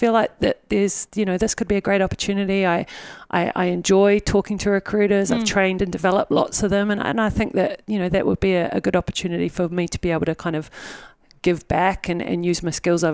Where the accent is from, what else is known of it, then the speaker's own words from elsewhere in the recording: New Zealand; moved away as an adult; also born or lived in Japan; now in Singapore; I'm from New Zealand